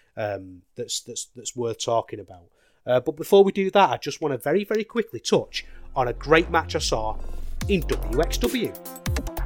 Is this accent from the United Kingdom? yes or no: yes; United Kingdom; as a British wrestling fan